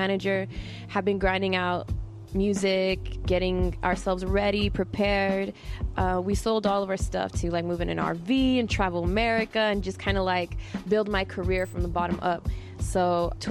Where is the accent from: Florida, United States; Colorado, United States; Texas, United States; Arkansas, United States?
Texas, United States; El Paso; I am a rapper from El Paso, Texas